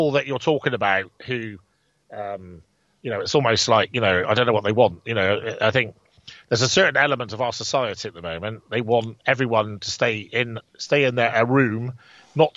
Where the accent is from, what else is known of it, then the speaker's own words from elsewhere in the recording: England, United Kingdom; we're English